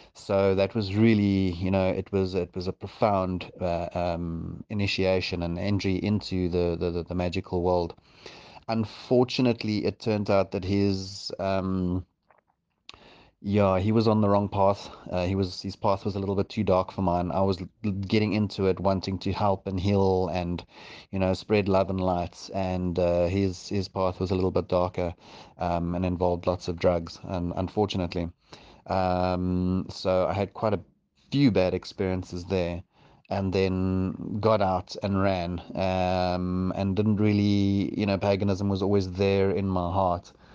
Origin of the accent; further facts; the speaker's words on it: South Africa; also born or lived in Johannesburg; now in Port Elizabeth, South Africa; I grew up in Valcom and then moved up to Joburg and, um, and then, and then down here